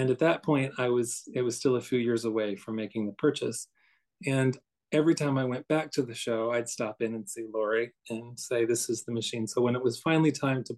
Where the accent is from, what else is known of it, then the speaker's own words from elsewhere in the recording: Midwest, United States; also born or lived in Morris County, New Jersey; now in New Jersey, United States; I'm from the Midwest, where I think of that as being very rural